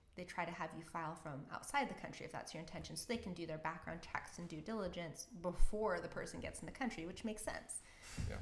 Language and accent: English; Canada; moved away as an adult; also born or lived in Orange County, California; being a Canadian